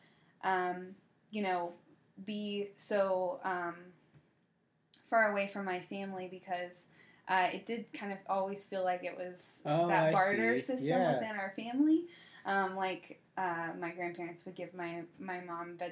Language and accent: English; the South, United States; I'm from the South